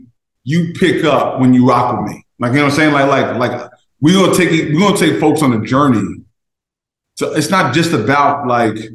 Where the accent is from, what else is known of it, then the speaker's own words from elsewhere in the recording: Jersey City, New Jersey, United States; I'm from Jersey City. Raised and bred